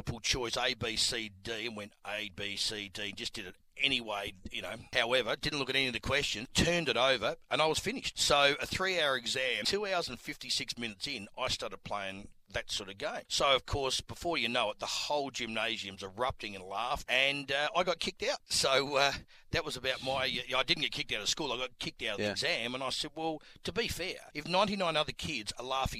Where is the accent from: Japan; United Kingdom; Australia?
Australia; Adelaide, South Australia; growing up in Adelaide.